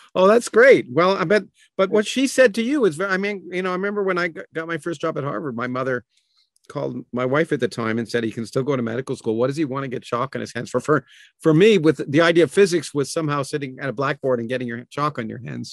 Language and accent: English; Toronto, Ontario, Canada; moved away as an adult; also born or lived in Boston; I grew up in Toronto.